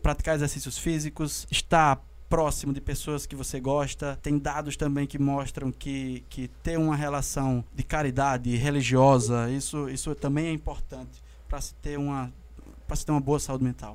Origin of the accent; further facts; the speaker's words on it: Brazil; enquanto brasileiros